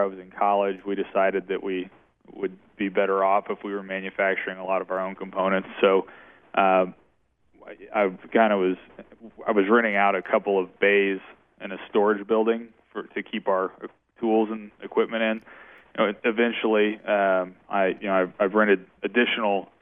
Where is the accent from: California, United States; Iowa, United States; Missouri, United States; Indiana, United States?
Missouri, United States; Shell Knob; I grew up in Shell Knob, Missouri